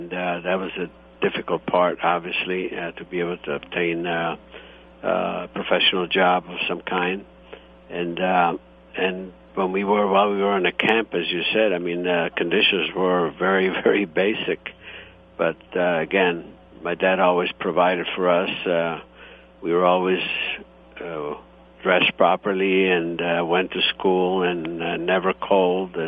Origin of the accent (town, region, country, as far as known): Italy, Istria County, Croatia; born or raised there; now in United States